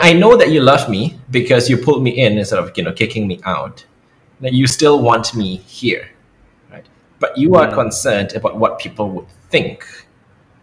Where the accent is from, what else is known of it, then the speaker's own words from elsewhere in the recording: Jakarta, Indonesia; also born or lived in Germany; I was born in Germany, right? And I stayed there until I was 5 before my parents moved back to Jakarta, to Indonesia